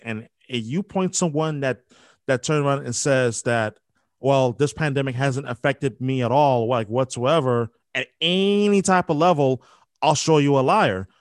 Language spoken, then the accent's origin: English; New York, United States; I'm from New York, born and raised